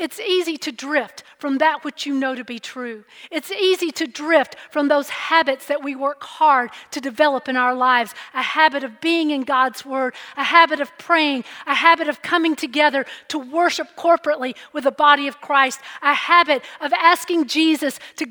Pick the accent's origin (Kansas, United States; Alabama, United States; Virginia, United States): Alabama, United States; Growing up in Alabama, one of the quickest and probably most popular vacation destinations was Panama City Beach, Florida